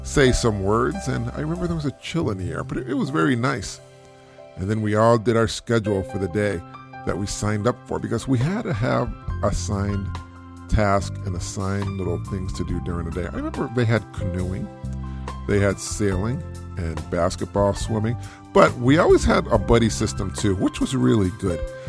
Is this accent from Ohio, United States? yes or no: no; Springfield, Massachusetts, United States; I was from Springfield, Massachusetts. And in Springfield, you really couldn't see a lot of stars just because of the light pollution